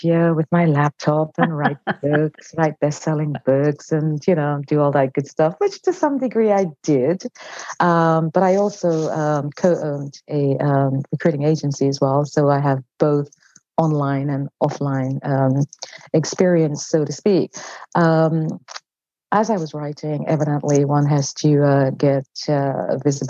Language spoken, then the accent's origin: English; London, United Kingdom; moved away as an adult; now in California, United States; I'm from London, England, and I worked in corporate